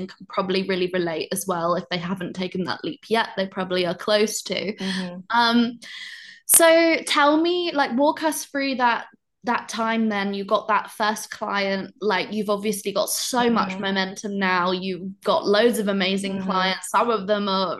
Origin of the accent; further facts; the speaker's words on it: United Kingdom; being British